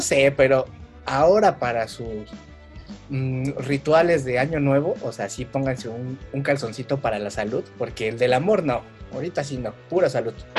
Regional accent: Mexico; como buenos mexicanos

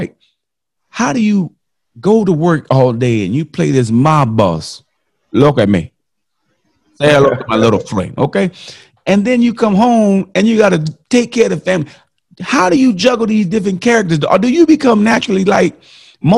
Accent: Miami, Florida, United States; I grew up in Miami

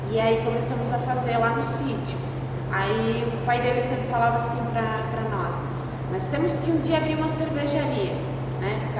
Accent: Rio dos Cedros, Santa Catarina, Brazil; now in Lages, Brazil; eu sou de Rio dos Cedros

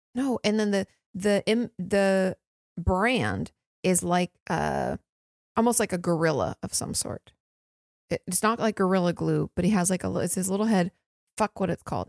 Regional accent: Washington, United States; moved away; I grew up in Washington State. Land of the trees.

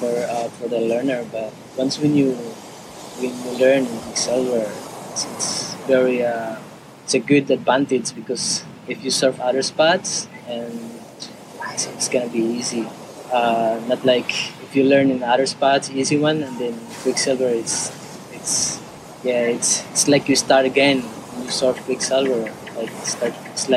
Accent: Siargao, Surigao del Norte, Philippines; also born or lived in Manila; I was born in Junaruna as well. And yeah, totally my whole life. Grew up here in the island

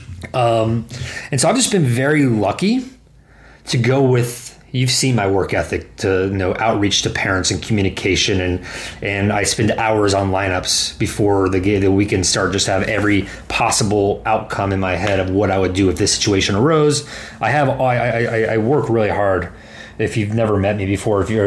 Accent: Dallas, Texas, United States; also born or lived in Arizona; I'm born and raised in Dallas

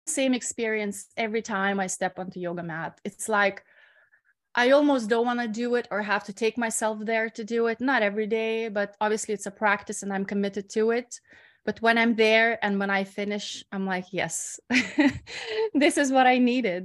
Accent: Lithuania; moved away as an adult; also born or lived in Ireland / Bali; I'm usually in my hometown in Lithuania

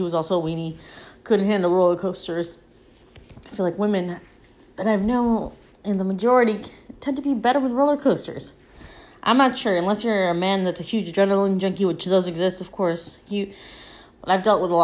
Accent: California, United States; I grew up by Disneyland and Knott's Berry Farm because I grew up in California

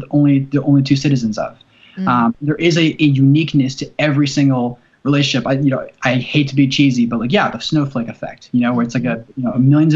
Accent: New Jersey, United States; now in Tennessee, United States; I was from New Jersey, and I'm living in Tennessee

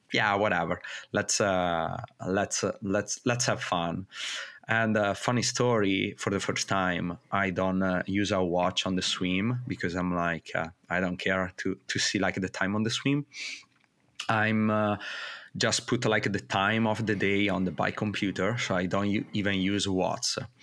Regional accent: northern Italy, Italy; moved away as an adult; also born or lived in Mexico; growing up in Italy

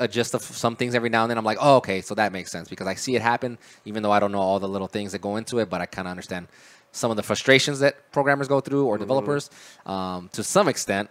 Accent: El Paso, Texas, United States; moved away as an adult; now in Dallas, United States; I was actually born in El Paso, grew up there until I graduated high school

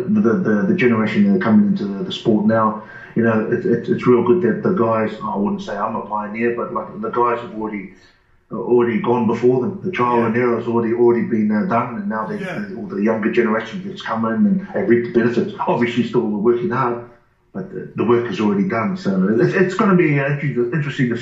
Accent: New Zealand; now in Australia; I'm originally from New Zealand.

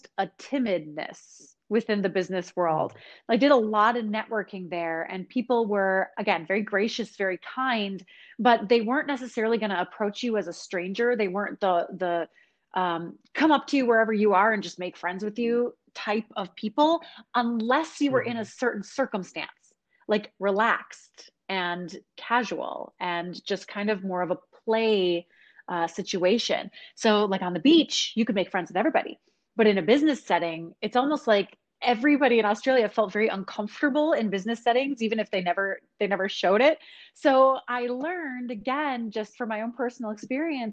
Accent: Minnesota, United States; now in East Coast, United States; I'm from Minnesota

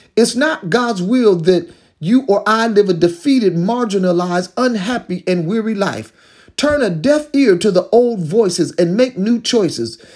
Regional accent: Detroit, Michigan, United States; I was growing up in the Detroit public school system back in the early sixties

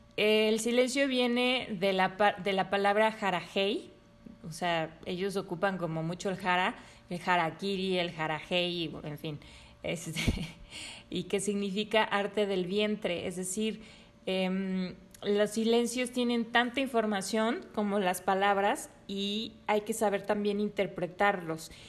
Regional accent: Mexico; nosotros em, como mexicanos

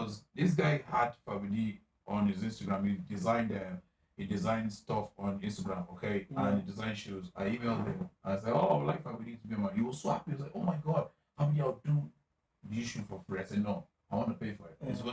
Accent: Nigeria; As a Nigerian person, I don't know why, I'll feel so reluctant because this water is created by Nkechi.

